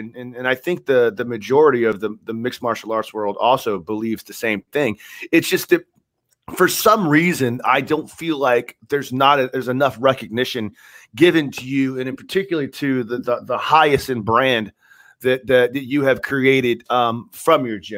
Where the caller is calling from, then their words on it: Tampa, Florida, United States; Well, I'm in Florida. I'm in Tampa, Florida, and Kevin is in New Jersey.